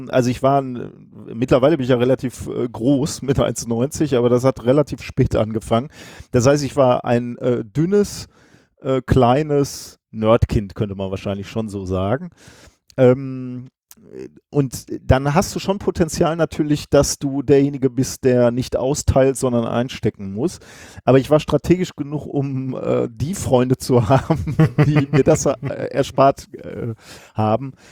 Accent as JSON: {"language": "German", "town": "Gelsenkirchen", "region": "North Rhine-Westphalia", "country": "Germany", "tie": "born or raised there", "also_born_or_lived": "Recklinghausen", "said": "und ich bin dann in Recklinghausen geboren worden. Ja, bin äh, die ersten Jahre dann aber in, in Gelsenkirchen geblieben und habe da auch alles durchlebt, was man durchleben kann."}